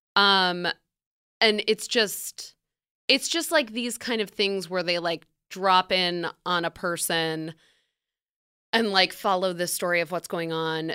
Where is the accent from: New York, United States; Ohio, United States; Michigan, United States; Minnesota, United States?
New York, United States; upstate; upstate New York, which is where I'm from.